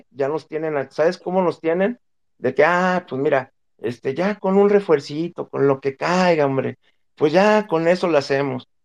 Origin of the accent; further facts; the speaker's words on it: Mexico; que somos puros mexicanos